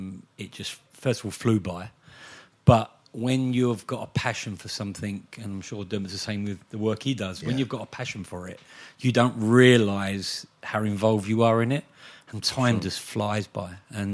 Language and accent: English; London, United Kingdom; Although I came from East Ham, and my family are West Ham fans